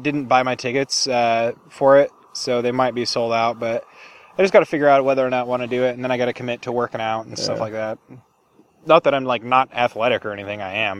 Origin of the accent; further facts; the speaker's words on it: Mount Angel, Oregon, United States; I was raised in Mount Angel